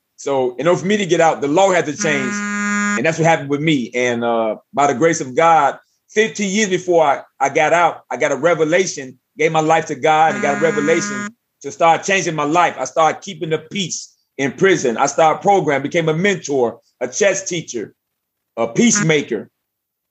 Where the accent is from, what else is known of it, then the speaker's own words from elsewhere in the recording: Chicago, Illinois, United States; I'm from Chicago